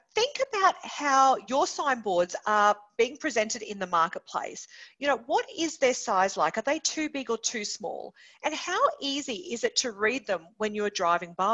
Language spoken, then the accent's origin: English; Townsville, Queensland, Australia; My hometown of Townsville, we absolutely love the Cowboys Rugby League Club